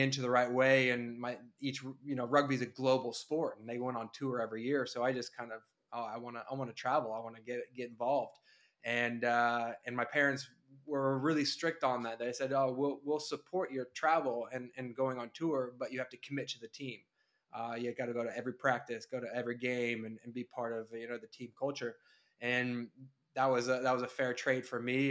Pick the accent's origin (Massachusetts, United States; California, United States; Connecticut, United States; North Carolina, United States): California, United States; Northern; we grew up in Northern California